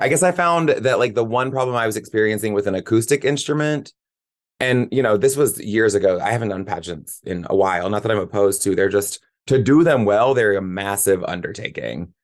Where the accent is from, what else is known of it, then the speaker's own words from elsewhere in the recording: Nashville, Tennessee, United States; also born or lived in Charleston, South Carolina / Monterey, California; from, like, age three to eighteen, I was here